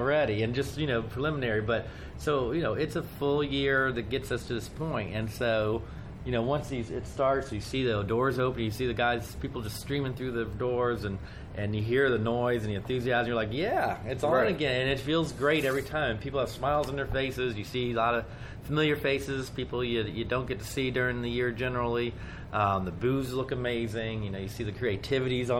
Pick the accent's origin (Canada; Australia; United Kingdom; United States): United States; Dayton, Ohio; moved away as an adult; now in Washington, D.C., United States; I've been born and raised in Dayton, Ohio.